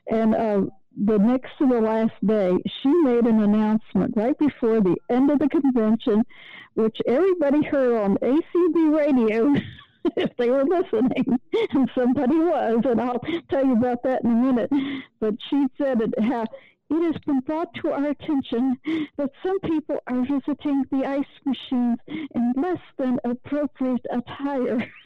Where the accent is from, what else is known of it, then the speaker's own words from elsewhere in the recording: Little Rock, Arkansas, United States; Little Rock, Arkansas